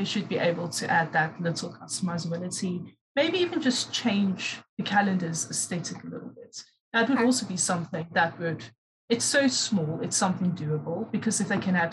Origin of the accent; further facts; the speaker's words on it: South Africa; also born or lived in Durban, South Africa; being South African, you know, you get exposed to different African cultures.